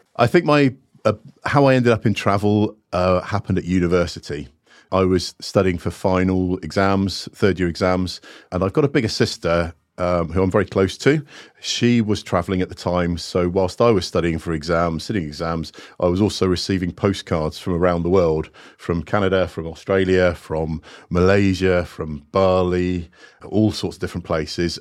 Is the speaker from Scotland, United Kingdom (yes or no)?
no; Plymouth, South West England, United Kingdom; also born or lived in Singapore / Montserrat; had a very stable upbringing and childhood in Plymouth.